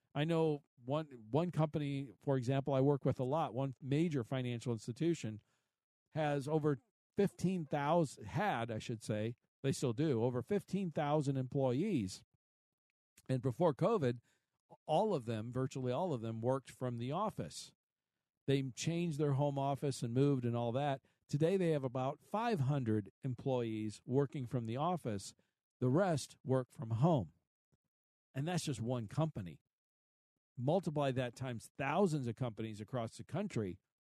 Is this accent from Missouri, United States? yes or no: yes; Kansas City, Missouri, United States; my hometown is Kansas City